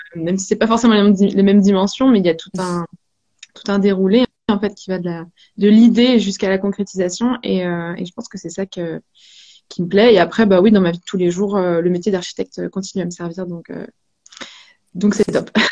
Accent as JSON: {"language": "French", "region": "Brittany", "country": "France", "said": "on est breton tous les deux avec Boris"}